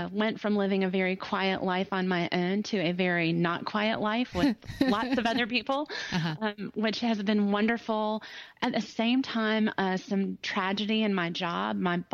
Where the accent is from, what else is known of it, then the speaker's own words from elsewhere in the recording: Greenville, South Carolina, United States; also born or lived in Ohio; Oh, I'm from Greenville, South Carolina. My accent, I was born in Ohio, so this accent was developed, but I've lived in Greenville for a long time now, 30-something years on and off.